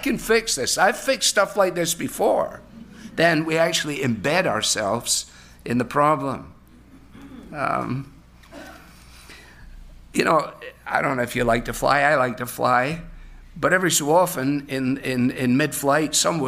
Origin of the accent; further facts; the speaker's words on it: Glasgow, Scotland, United Kingdom; moved away; Growing up in Scotland on the River Clyde in Glasgow